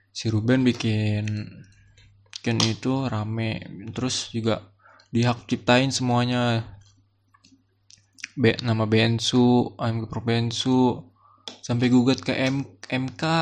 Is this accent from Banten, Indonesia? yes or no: yes; Tangerang, Banten, Indonesia; dari SMA gue tinggal di Tangerang SD SMP gue di Tangerang SMA gue mau nyobain di Jakarta